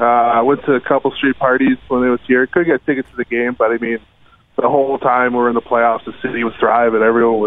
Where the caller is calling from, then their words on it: Winnipeg, Manitoba, Canada; I'm in Winnipeg.